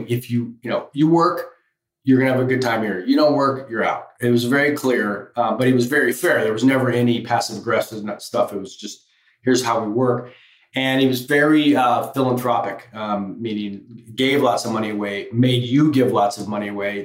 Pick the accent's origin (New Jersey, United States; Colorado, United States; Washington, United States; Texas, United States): Colorado, United States; moved away as an adult; also born or lived in Michigan / Paris / Los Angeles; I grew up in Colorado.